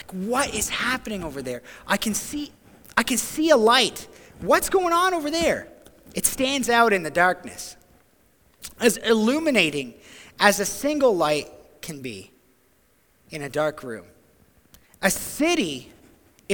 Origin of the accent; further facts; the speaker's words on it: Ontario, Canada; moved away as an adult; also born or lived in New Brunswick; now in Grand Manan, Canada; back home to Ontario